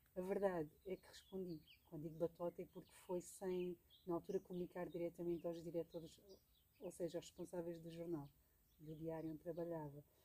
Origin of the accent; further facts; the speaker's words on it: Alentejo, Portugal; moved away; recordo-me bem pequenina, no Alentejo, onde cresci